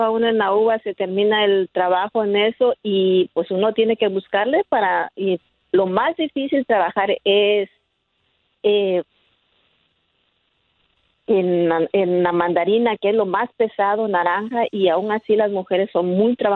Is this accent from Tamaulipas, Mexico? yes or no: no; Oaxaca, Mexico; now in United States; Mire, yo soy este, originaria de Oaxaca. Tengo, llegué aquí a Estados Unidos hace 23 años.